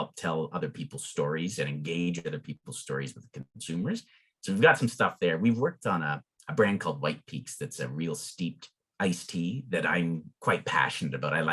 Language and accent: English; Lucan, Ontario, Canada; I grew up in Southern Ontario in a town called Lucan